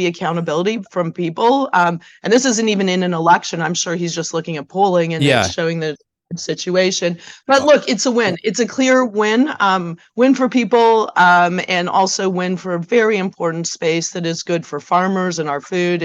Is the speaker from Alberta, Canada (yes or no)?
no; Hamilton, Ontario, Canada; I'm originally from Hamilton, the Hammer